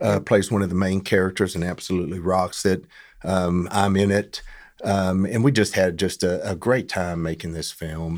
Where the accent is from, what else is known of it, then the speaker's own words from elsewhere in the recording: Fairfield, Texas, United States; also born or lived in Dallas area; I was raised in Fairfield